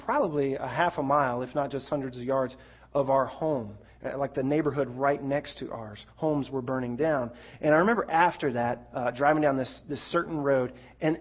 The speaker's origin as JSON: {"language": "English", "region": "Florida", "country": "United States", "tie": "born or raised there", "said": "Growing up in Florida, you could expect the occasional forest fire"}